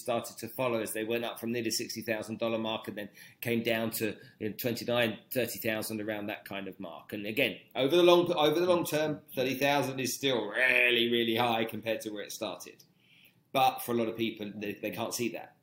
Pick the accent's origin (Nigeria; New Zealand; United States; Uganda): Nigeria; moved away; also born or lived in London; I grew up in Nigeria